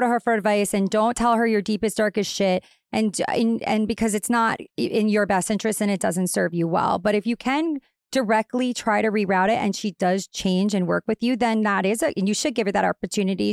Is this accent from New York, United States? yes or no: yes; Long Island, New York, United States; I'm straight up from Long Island. I'm very Long Island